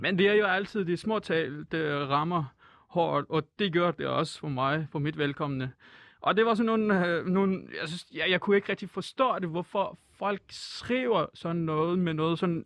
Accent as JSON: {"language": "Danish", "country": "Iran", "second_language": "Danish", "moved": "as an adult", "lives_now": "Denmark", "said": "jeg er mm. jo en flytninger, så altså, øh, jeg, jeg flygtede fra Iran"}